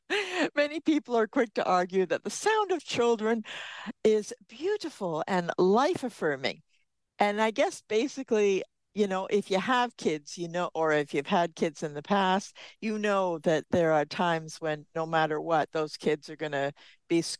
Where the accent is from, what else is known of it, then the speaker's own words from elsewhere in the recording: United Kingdom; we're British